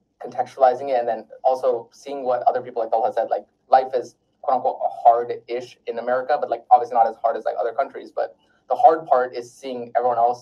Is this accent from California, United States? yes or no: yes; Pasadena, California, United States; also born or lived in Wisconsin / North Carolina / Oregon; I was born in Wisconsin, moved to North Carolina, moved to Oregon, but I grew up most of my life in California